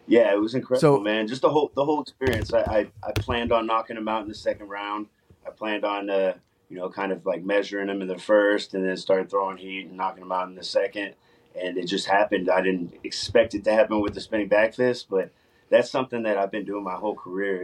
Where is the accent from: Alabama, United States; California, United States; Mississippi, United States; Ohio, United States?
California, United States; Los Angeles; now in Texas, United States; I grew up in Los Angeles, so got in a lot of fights out there. When I moved to Texas